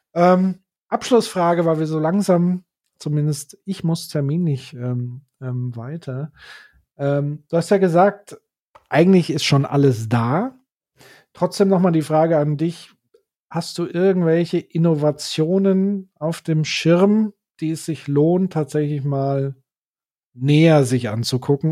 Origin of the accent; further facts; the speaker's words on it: Würzburg, Bavaria, Germany; hier in meiner Heimatstadt Würzburg